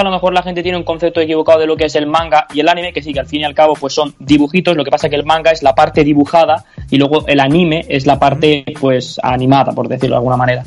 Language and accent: Spanish; Almería, Andalusia, Spain; soy un chico de Almería de 22 años